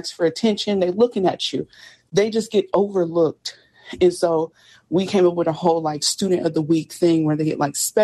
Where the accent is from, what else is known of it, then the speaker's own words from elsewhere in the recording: Indianapolis, Indiana, United States; I'm from Indianapolis. So in Indianapolis, we did have a school